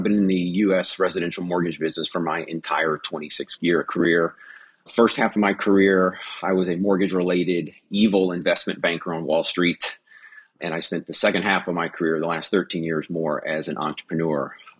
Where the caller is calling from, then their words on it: Seattle, Washington, United States; It is 5:09 a.m. in Seattle, Washington.